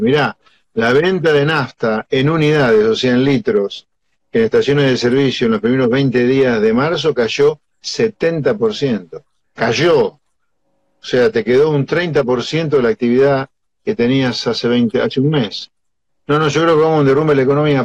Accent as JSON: {"language": "Spanish", "town": "Pergamino", "region": "Buenos Aires Province", "country": "Argentina", "tie": "born or raised there", "said": "yo nací en Pergamino y vivo en provincia"}